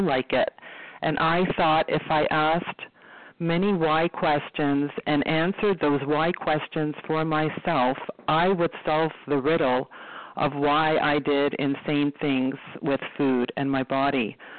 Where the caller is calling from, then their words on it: Toronto, Ontario, Canada; I'm calling from Toronto, Ontario.